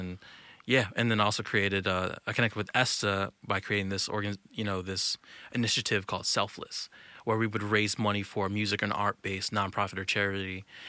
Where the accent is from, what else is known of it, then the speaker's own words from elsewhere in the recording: Virginia, United States; So, I'm from Virginia, Northern Virginia.